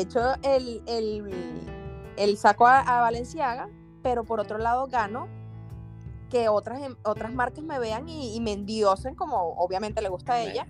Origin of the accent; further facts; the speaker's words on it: Venezuela; moved away as an adult; now in Spain; antes de decirme venezolano